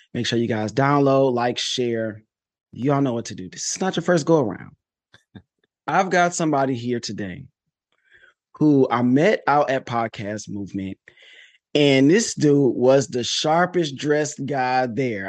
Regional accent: Detroit, Michigan, United States; I'm from Detroit

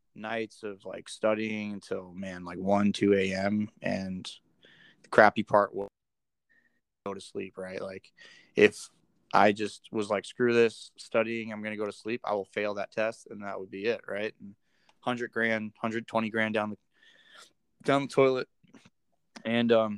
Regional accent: Florida, United States; moved away; I'm from Florida, right? So I don't really see snow

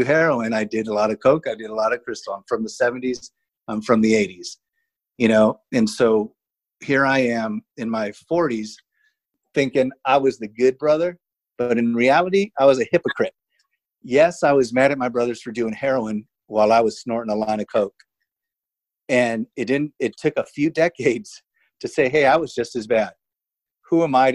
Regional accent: Chula Vista, California, United States; growing up in Chula Vista, California

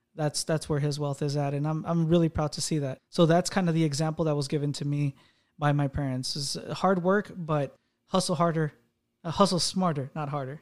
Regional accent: United States; also born or lived in Mexico; I did get raised in the U S

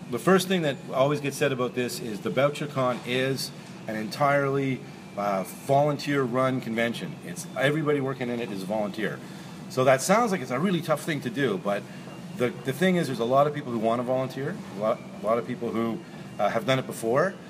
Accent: Montreal, Quebec, Canada; now in Toronto, Canada; I grew up in Montreal

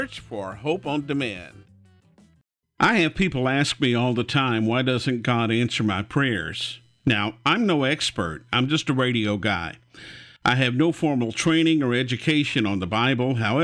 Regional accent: Houston, Texas, United States; growing up in Houston, we had window units in our house when I was a little kid

